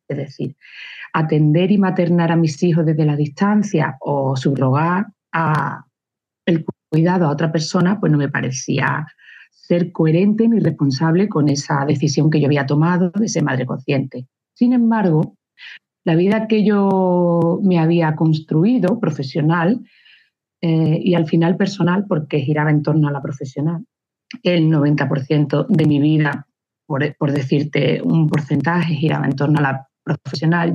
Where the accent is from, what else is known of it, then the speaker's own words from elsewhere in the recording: Luque, Andalusia, Spain; also born or lived in Barcelona / Seville / Algeciras / Málaga; Nací en Cataluña, pero de padres, abuelos, bisabuelos cordobeses. Mi padre era un eterno enamorado de su tierra y siempre quiso volver. Entonces, aunque yo mis primeros años fueron en Cataluña, en Barcelona, en el momento que, que yo tenía ocho años, volvimos a Córdoba